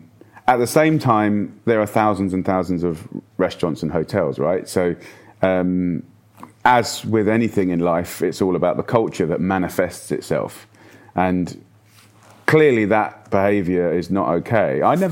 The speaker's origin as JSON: {"language": "English", "country": "United Kingdom", "tie": "born or raised there"}